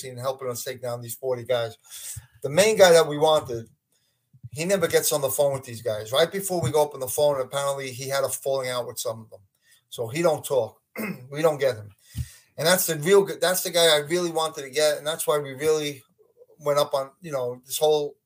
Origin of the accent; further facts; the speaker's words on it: Brooklyn, New York, United States; growing up in Brooklyn with the mob guys and then becoming a cop